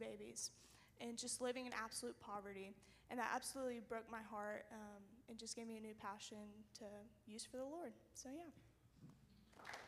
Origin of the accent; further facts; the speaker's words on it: Alabama, United States; I'm a freshman this year, and I'm from Alabama.